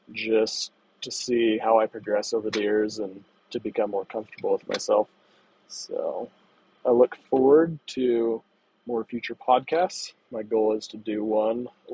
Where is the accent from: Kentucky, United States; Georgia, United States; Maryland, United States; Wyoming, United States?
Wyoming, United States; I grew up in Wyoming. I still live nearby in that area